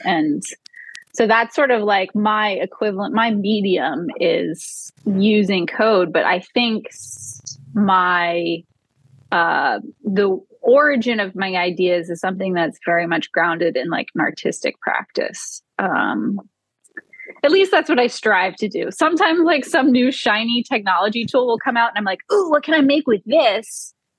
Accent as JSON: {"language": "English", "town": "New Orleans", "region": "Louisiana", "country": "United States", "tie": "born or raised there", "said": "growing up in New Orleans after Hurricane"}